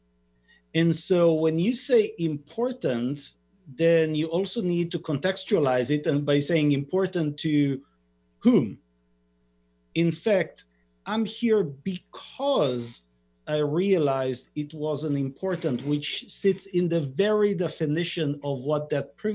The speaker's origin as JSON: {"language": "English", "country": "Israel", "tie": "born or raised there", "said": "I'm born and raised in Israel"}